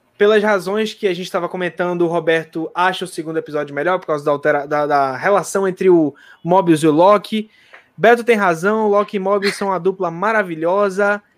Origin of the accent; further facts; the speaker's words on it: Recife, Pernambuco, Brazil; eu sou de Recife.